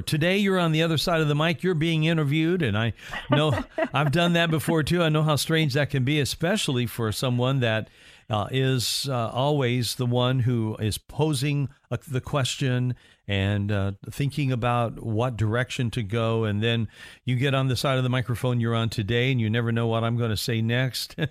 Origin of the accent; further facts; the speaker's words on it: Indiana, United States; my home state of Indiana